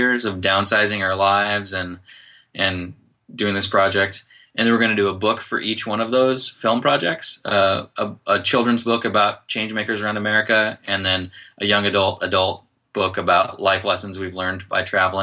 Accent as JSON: {"language": "English", "region": "Indiana", "country": "United States", "tie": "born or raised there", "said": "I grew up in Indiana"}